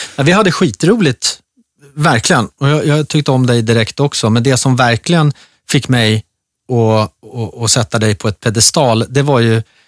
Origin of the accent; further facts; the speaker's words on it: Gustavsberg, Stockholm County, Sweden; där jag växte upp, i skärgården. Jag gick eh, i skola inne i ett litet brukssamhälle som heter Gustavsberg.